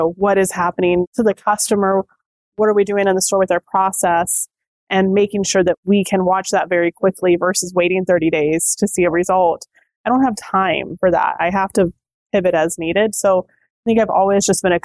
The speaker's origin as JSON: {"language": "English", "region": "Texas", "country": "United States", "also_born_or_lived": "Minnesota", "moved": "as an adult", "lives_now": "Houston, United States", "said": "I'm from Texas"}